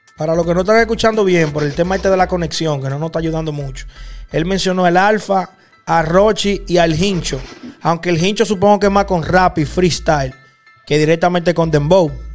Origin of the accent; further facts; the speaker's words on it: Dominican Republic; en República Dominicana, de donde yo soy